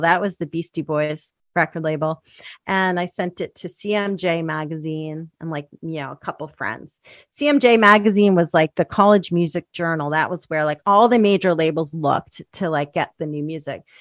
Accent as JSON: {"language": "English", "area": "outside Philadelphia", "region": "Pennsylvania", "country": "United States", "tie": "born or raised there", "also_born_or_lived": "Spanish Harlem, New York City / Bucks County", "said": "I grew up outside Philly"}